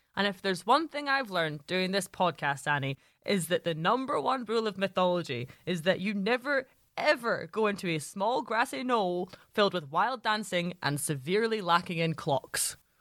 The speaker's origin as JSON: {"language": "English", "town": "Glasgow", "region": "Scotland", "country": "United Kingdom", "tie": "born or raised there", "said": "I grew up in Glasgow"}